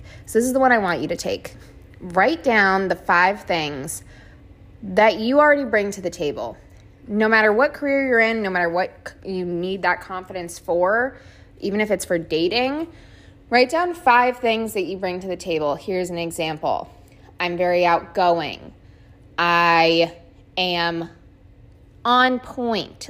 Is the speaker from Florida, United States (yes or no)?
yes; South Florida, United States; I grew up in South Florida, so I've lived here my whole life.